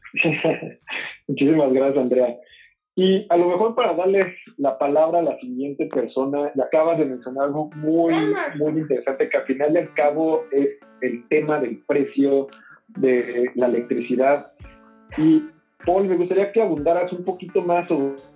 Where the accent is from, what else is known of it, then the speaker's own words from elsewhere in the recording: Mexico; nos tenemos que preparar como mexicanos